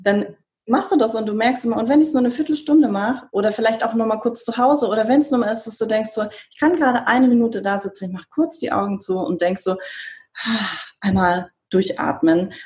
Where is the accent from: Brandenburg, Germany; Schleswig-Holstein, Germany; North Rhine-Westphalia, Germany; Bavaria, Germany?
Bavaria, Germany; moved away; ich bin in Bayern aufgewachsen, also wirklich sehr konservativ.